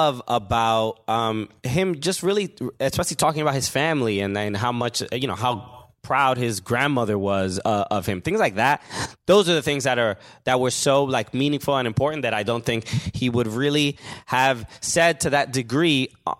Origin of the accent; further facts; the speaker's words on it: New York, United States; We're talking about it, and I grew up around Mexican people